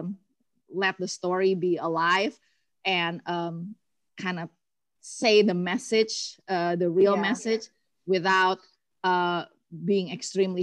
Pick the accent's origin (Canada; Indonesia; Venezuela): Indonesia; Bandung, West Java; moved away as an adult; now in Atlanta, United States; So originally in Indo, I come from Bandung